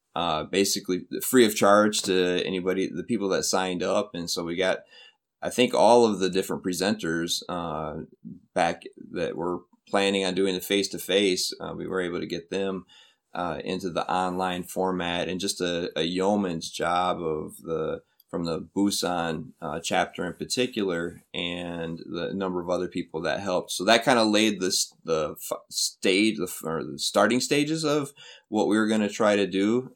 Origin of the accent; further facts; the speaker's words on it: Flint, Michigan, United States; moved away as an adult; also born or lived in Minnesota; now in South Korea; Flint, Michigan is my, is my hometown